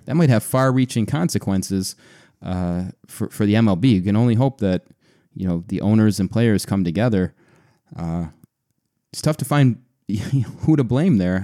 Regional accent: Buffalo, New York, United States; my hometown Buffalo Sabres

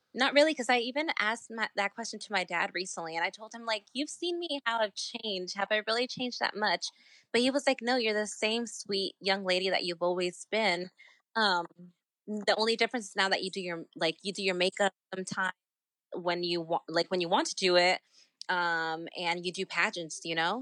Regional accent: Virginia, United States; my home state

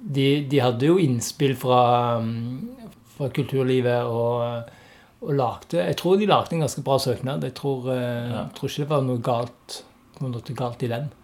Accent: Stavanger, Rogaland, Norway; jeg er jo òg fra Stavanger

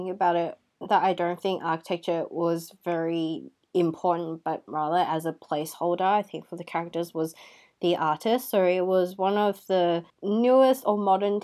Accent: Hong Kong; I am from Hong Kong

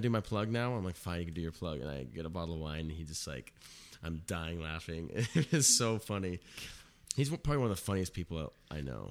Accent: Mission Viejo, California, United States; also born or lived in Irvine, California; I was born in Irvine.

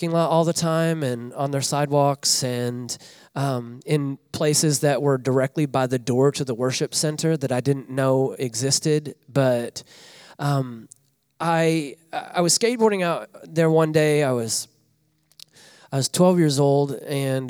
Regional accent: Northwest Arkansas, United States; moved away as an adult; now in Des Moines, United States; I grew up in Northwest Arkansas

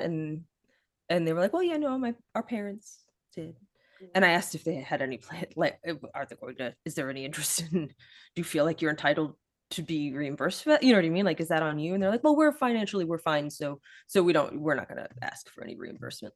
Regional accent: Midwest, United States; now in Pittsburgh, United States; I grew up in the Midwest as well, and I live in Pittsburgh

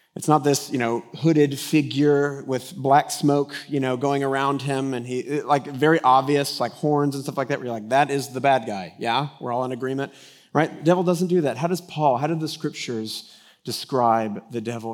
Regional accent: Denton, Texas, United States; I grew up in Denton, Texas, that's been under construction since its inception

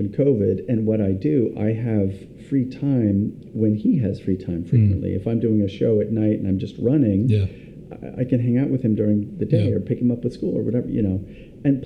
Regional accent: Pasadena, California, United States; moved away; I grew up in Pasadena, California

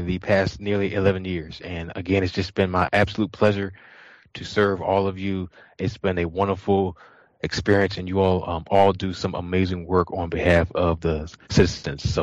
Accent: Richmond, Virginia, United States; This is my hometown, and I've spent many years in Richmond

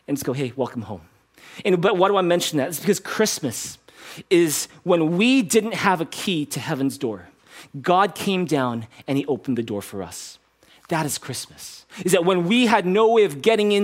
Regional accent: Canada; growing up in Canada, watching and playing a little bit of hockey

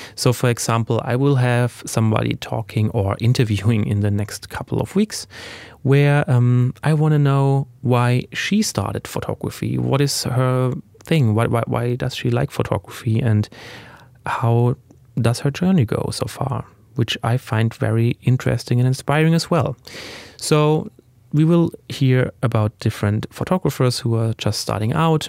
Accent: Germany; English is a second language; I was born in Germany and, uh, raised there

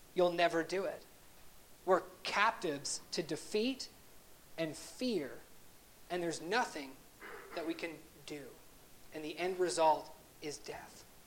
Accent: Canada; as a Canadian, although I'm a dual citizen, I grew up in Canada

